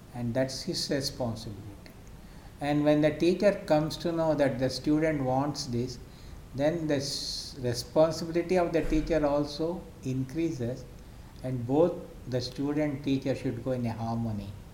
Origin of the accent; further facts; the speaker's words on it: Mysore, Karnataka, India; now in Bangalore, India; born and brought up in Mysore city. I had my education completely in Mysore